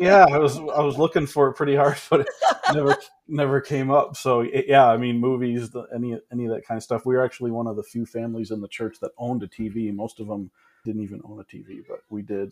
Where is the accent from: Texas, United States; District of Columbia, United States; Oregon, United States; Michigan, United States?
Michigan, United States; Ann Arbor; also born or lived in Menomonee Falls, Wisconsin; I grew up in Ann Arbor, Michigan, went to the same exact church the entire time I grew up